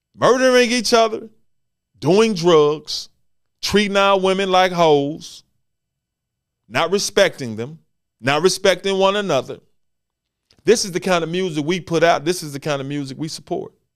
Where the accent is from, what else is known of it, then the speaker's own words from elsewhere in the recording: Memphis, Tennessee, United States; Here in Memphis, Tennessee, my hometown